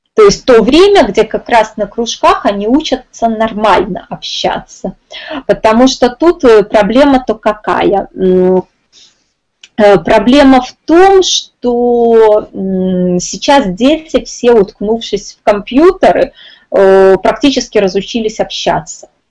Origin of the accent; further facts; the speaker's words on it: Minsk, Belarus; я из Минска